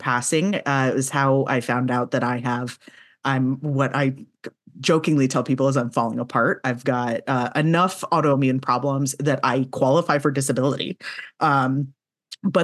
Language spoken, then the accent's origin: English; the South, United States; I'm from the South